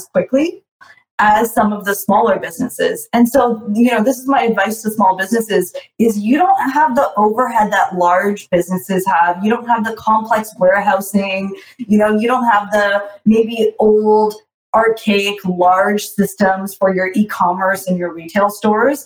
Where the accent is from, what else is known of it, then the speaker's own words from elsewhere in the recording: Toronto, Ontario, Canada; I'm from Toronto